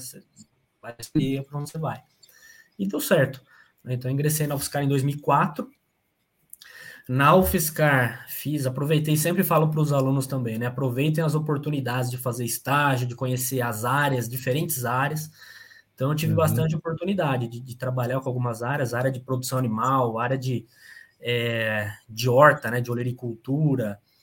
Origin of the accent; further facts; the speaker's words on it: São Carlos, São Paulo, Brazil; Eu sou natural de São Carlos, interior de São Paulo.